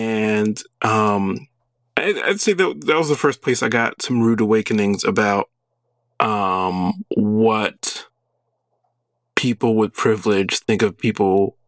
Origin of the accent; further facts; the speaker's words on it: Brooklyn, Long Island, New York, United States; moved away as an adult; now in Austin, United States; I grew up in Brooklyn, then we moved to the suburbs, of Long Island.